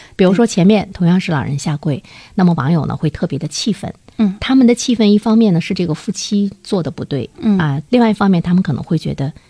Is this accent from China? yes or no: yes; China; 我们中国人很多的传统的语言